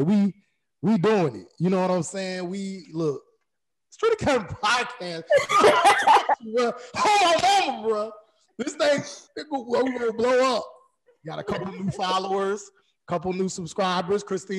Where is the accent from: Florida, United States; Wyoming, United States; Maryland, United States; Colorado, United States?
Florida, United States; Jacksonville; I'm originally from Jacksonville, Florida. All my people from the South